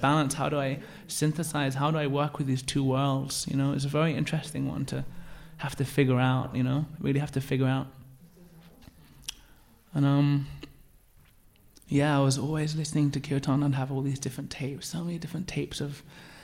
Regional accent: Birmingham, West Midlands, United Kingdom; growing up in Birmingham, and especially in a bit of a rough area

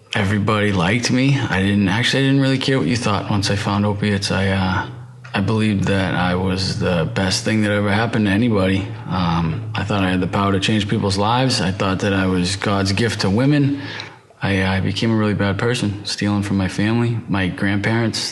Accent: right outside of Boston, Massachusetts, United States; I'm from the East Coast, from Massachusetts, right outside of Boston

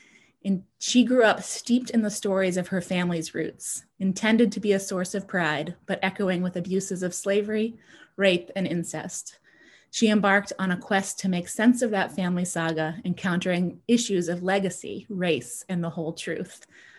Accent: outside of Boston, Massachusetts, United States; Betty was my neighbor when I was growing up outside of Boston

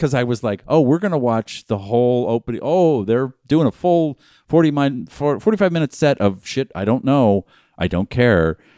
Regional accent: Boston, Massachusetts, United States; moved away; I was born in Boston, Massachusetts

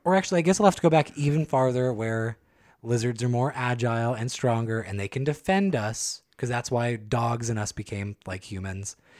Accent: San Joaquin County, California, United States; I grew up in San Joaquin County.

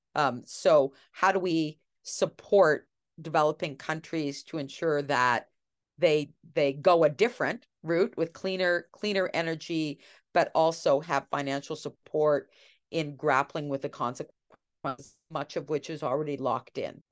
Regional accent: Canada; I remember as a child growing up in Canada

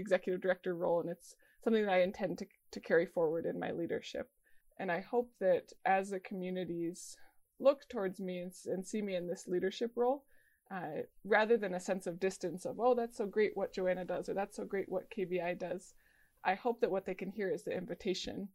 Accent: Denver, Colorado, United States; I was born in Denver, Colorado, and grew up in, there's a lot of different immigrant communities in Denver

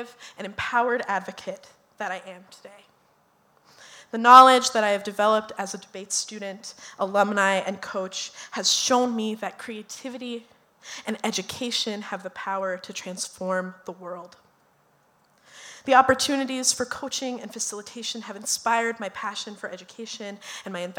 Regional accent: Minneapolis, Minnesota, United States; we are all from South Minneapolis. I'm the only one who didn't graduate from South because I betrayed my alma mater

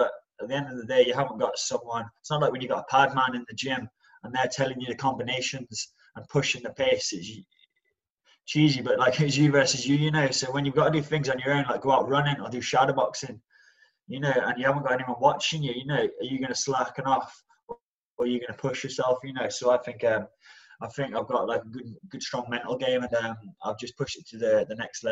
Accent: Birmingham, West Midlands, United Kingdom; also born or lived in Stafford; I grew up around Birmingham, so I was born in a place called Stafford, and I just grew up on the outskirts of Birmingham

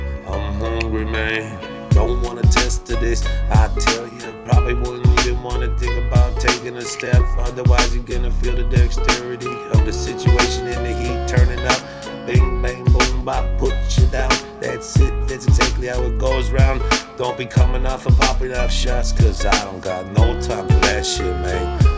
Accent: Minnesota, United States; from Minnesota.

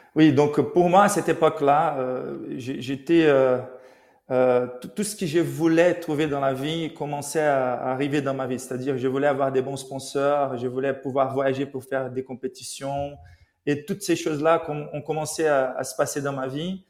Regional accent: Rio de Janeiro, Brazil; now in Paris, France; je suis né à Rio, donc au Brésil

